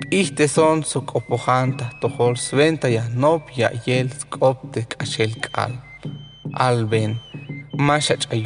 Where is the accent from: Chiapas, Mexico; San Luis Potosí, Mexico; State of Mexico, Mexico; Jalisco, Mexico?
Chiapas, Mexico; Tenejapa; perteneciente a los linajes Is y Uch. Yo soy originario de Joveltó, mejor conocido como Tenejapa, Chiapas.